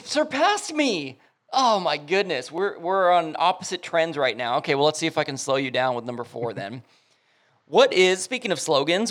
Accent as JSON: {"language": "English", "town": "Lomita", "region": "California", "country": "United States", "tie": "born or raised there", "said": "I, I love me some Lomita, man. I played Lomita Little League Baseball. I played sports at Lomita Park. It, it is definitely what made me. So shout out to my hometown"}